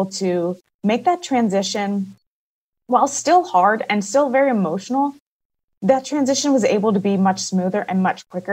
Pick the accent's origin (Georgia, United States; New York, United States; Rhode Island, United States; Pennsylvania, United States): Pennsylvania, United States; Pittsburgh; moved away as an adult; now in Portland, United States; I am originally from Pittsburgh, Pennsylvania